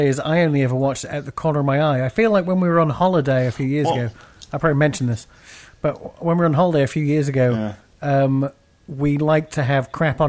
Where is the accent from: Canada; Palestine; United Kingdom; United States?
United Kingdom; I'm British.